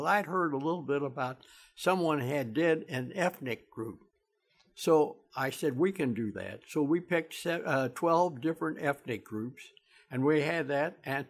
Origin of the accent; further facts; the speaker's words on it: Kansas City, Missouri, United States; I lived on Lawn, 119 North Lawn. I was born there November the 7th, 1927, at 7 o'clock in the morning, upstairs in the second floor